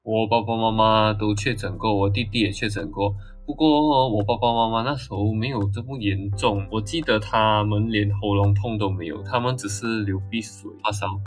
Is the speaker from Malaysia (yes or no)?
yes; Malaysia; 我们马来西亚这边其实是可以免费拿药的